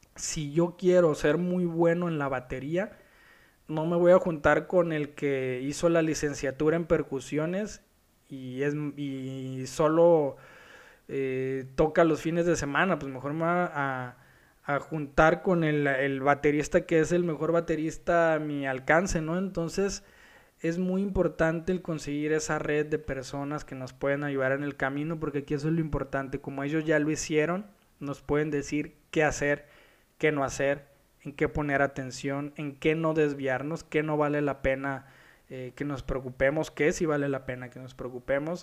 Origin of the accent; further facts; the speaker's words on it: Culiacán, Sinaloa, Mexico; now in Guadalajara, Mexico; Yo soy de Culiacán, vivo en Guadalajara.